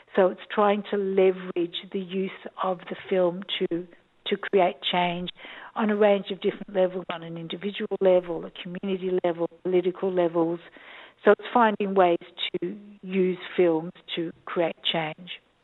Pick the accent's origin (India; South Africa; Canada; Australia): Australia; moved away as an adult; also born or lived in Jerusalem, Israel; I am an Australian. I um, I was born here